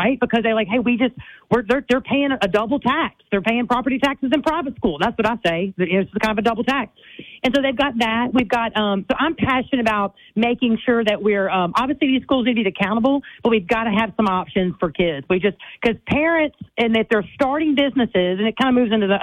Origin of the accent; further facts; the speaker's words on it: Leesville, Louisiana, United States; moved away as an adult; now in Baton Rouge, United States; I'm born and raised in Leesville, Louisiana, in central Louisiana. Vernon Parish is where I grew up.